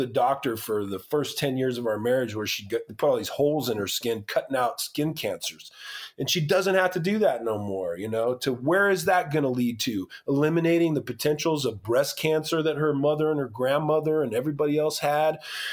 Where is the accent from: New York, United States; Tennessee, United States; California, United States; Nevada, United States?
California, United States; Moreno Valley; I'm a partner in one of the locations in my hometown in Moreno Valley, California